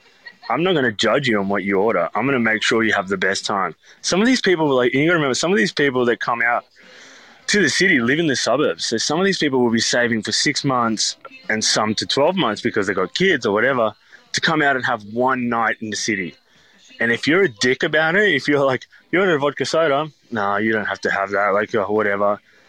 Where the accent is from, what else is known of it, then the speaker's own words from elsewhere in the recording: Skopje, North Macedonia; And then they ended up opening up another spot in a town in Macedonia, which is where I'm from. So I'm from Skopje, which is the capital.